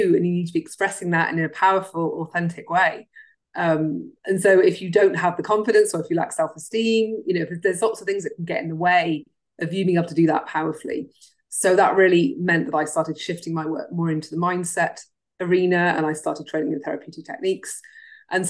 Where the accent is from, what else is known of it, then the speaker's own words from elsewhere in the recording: Cardiff, Wales, United Kingdom; moved away; I grew up in Wales, which is stuck to England.